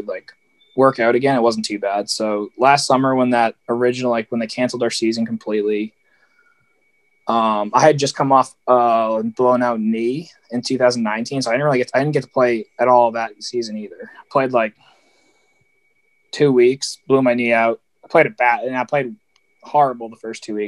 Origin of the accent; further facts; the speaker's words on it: Easton, Massachusetts, United States; growing up, I grew up in Easton